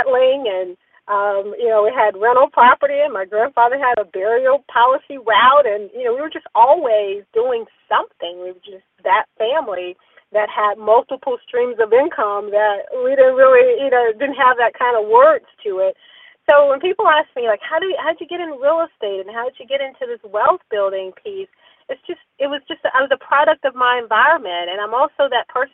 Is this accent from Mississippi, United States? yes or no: yes; Mississippi, United States; moved away as an adult; also born or lived in Pensacola, Florida / Dallas, Texas; now in Atlanta, United States; we're Mississippi girls.